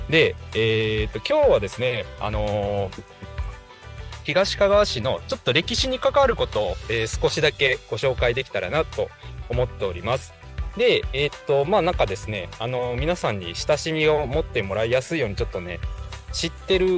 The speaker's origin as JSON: {"language": "Japanese", "town": "Higashikagawa", "region": "Kagawa", "country": "Japan", "tie": "born or raised there"}